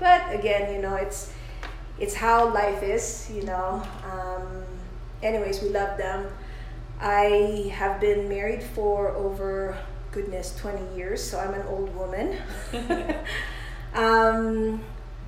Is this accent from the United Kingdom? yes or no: no; Philippines; moved away as an adult; also born or lived in New York; I came from the Philippines. I was raised there, and I moved to New York around 1990s